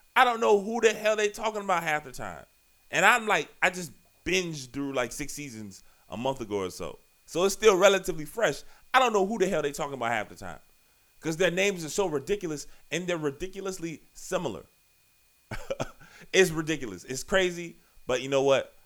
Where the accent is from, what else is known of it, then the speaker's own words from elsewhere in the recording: Richmond, Virginia, United States; I am from Virginia, you know, Southside Richmond, Virginia, to be exact